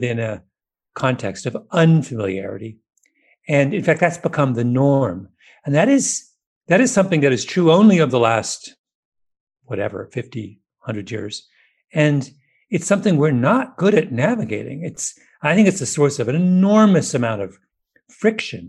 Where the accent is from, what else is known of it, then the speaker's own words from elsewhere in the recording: England, United Kingdom; I'm an Englishman.